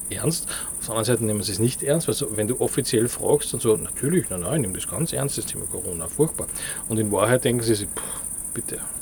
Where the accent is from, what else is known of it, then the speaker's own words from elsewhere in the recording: Austria; now in Vienna, Austria; hier bei uns in Österreich, also in Wien, wo ich jetzt lebe